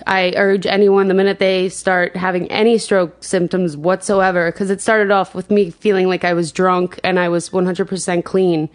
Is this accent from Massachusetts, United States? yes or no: no; Rocky Point, New York, United States; I grew up on Long Island, um, in Rocky Point